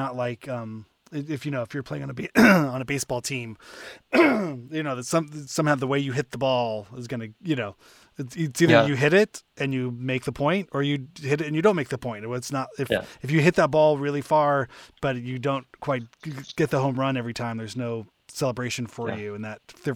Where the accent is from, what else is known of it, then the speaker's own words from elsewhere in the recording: Southern California, United States; growing up in Southern California